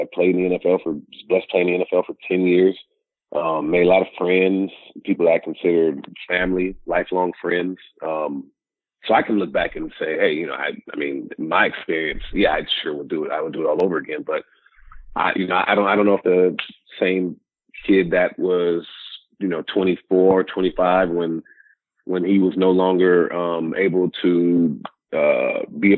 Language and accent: English; Sacramento, California, United States; growing up in Sacramento